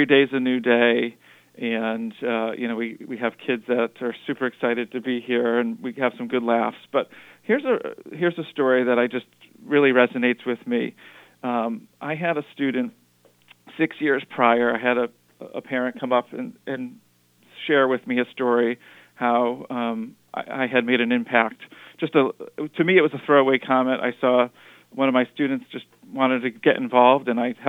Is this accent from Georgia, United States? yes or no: no; Wethersfield, Connecticut, United States; also born or lived in Hartford, Connecticut; I'm Connecticut born and raised. I was born in Hartford, grew up in Wethersfield.